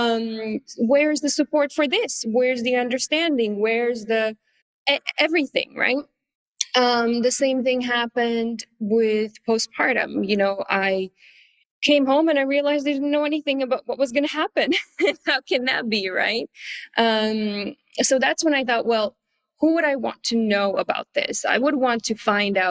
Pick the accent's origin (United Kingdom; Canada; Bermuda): Canada; moved away as an adult; also born or lived in Paris, France; now in Asia; I'm Canadian, but very quickly after finishing school, I moved to Paris